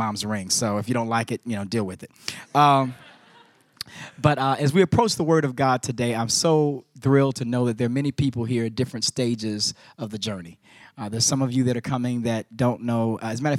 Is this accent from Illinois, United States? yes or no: yes; Chicago, Illinois, United States; moved away; here in Chicago, my hometown